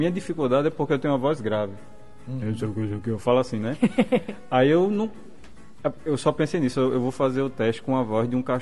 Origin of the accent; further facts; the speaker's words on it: Natal, Rio Grande do Norte, Brazil; accent: potiguar; comum da gente aqui em Natal, né?